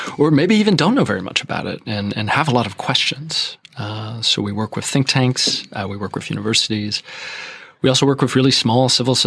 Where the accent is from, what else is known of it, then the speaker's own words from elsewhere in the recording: Quebec, Canada; moved away as an adult; I'm Canadian. I'm from Quebec